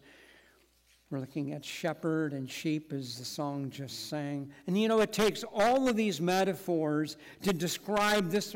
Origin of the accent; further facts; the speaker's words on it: Henderson, United States; moved away as an adult; I grew up here in Henderson, having been raised on a farm not far from here.